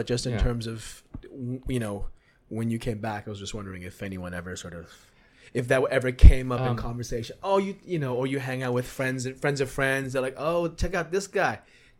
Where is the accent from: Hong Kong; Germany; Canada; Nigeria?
Hong Kong; So I grew up in Hong Kong, right?